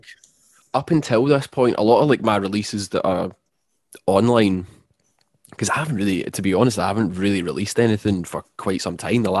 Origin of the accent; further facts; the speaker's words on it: Scotland, United Kingdom; I make hip hop and I'm from Scotland